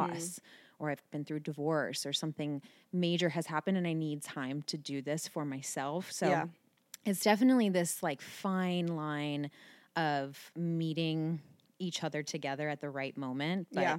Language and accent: English; Terrace Park, Ohio, United States; I grew up in Terrace Park.